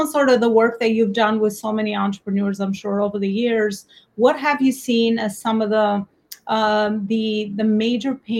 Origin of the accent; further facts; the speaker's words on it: Albania; accent: Albanian; now in New York, United States; my native Albanian accent